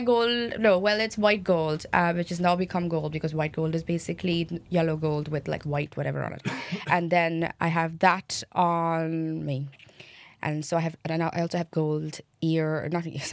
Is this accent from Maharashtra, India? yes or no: yes; Mumbai, Maharashtra, India; now in Cork, Ireland; I'm from Bombay